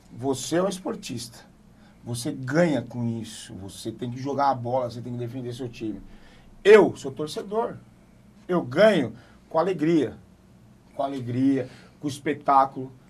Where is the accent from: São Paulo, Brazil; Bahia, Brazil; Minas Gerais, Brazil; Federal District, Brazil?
Bahia, Brazil; eu sou eu baiano.